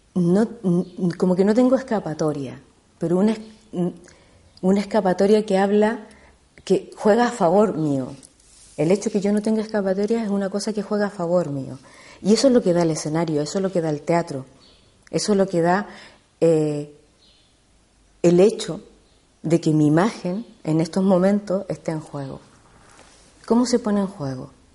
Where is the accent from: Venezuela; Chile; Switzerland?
Chile; yo soy chilena, eh, estudié hace mucho tiempo en Chile teatro